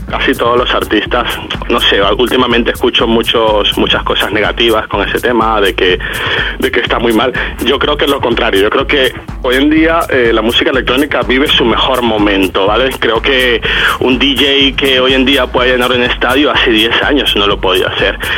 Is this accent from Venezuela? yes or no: yes; Venezuela; moved away as an adult; now in Spain; yo vengo de, Latinoamérica, vengo de Venezuela, tengo viviendo en España casi 15 años